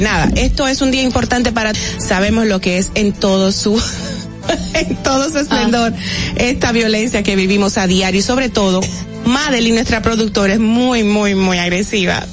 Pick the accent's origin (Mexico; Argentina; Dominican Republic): Dominican Republic; nosotros como dominicanos